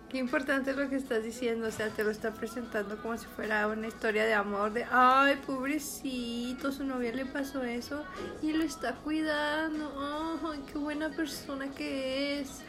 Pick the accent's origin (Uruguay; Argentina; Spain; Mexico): Mexico; crecimos en Macholandia, o sea, México.